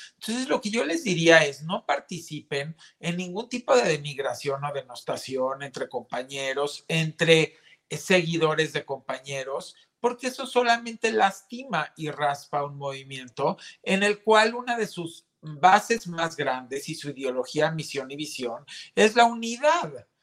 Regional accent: Mexico; todos somos mexicanos

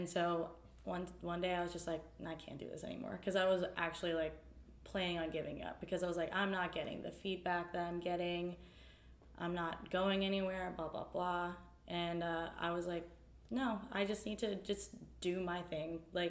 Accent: New Jersey, United States; also born or lived in Raleigh; I was from New Jersey and I lived in Apex, like, / Raleigh. Like, I knew concrete all my life.

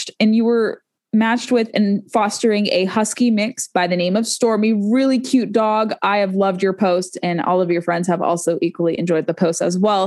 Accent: California, United States; now in Virginia, United States; I'm from California.

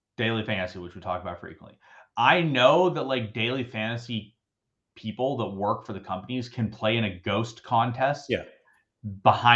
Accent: United States; I'm obviously an American

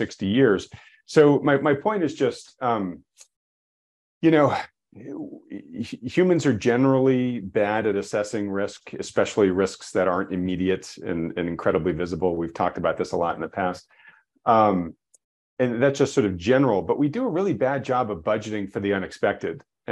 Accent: New England, United States; I grew up on the Atlantic seaboard and up in New England

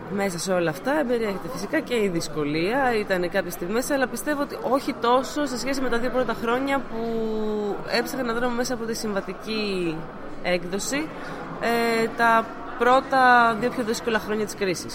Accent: Athens, Attica, Greece; Εγώ προσωπικά είμαι από Αθήνα

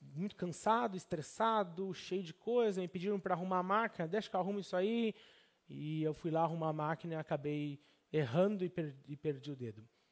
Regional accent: Brazil; moved away as an adult; eu era brasileiro

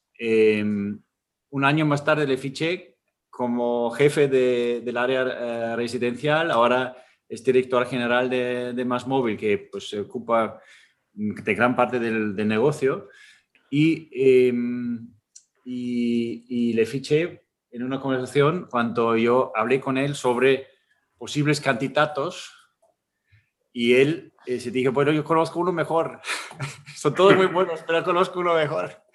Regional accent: Austria; Spanish is a second language; moved away as an adult; now in Spain; yo, crecí en un pueblo en Austria, en, la, en las montañas

